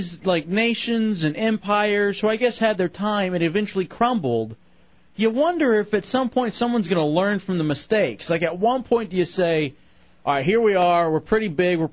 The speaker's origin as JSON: {"language": "English", "region": "Texas", "country": "United States", "said": "I'm from Texas."}